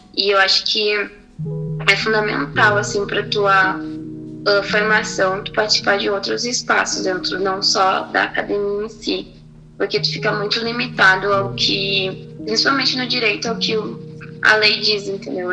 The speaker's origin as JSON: {"language": "Portuguese", "town": "Porto Alegre", "region": "Rio Grande do Sul", "country": "Brazil", "tie": "born or raised there", "said": "Eu nasci aqui em Porto Alegre"}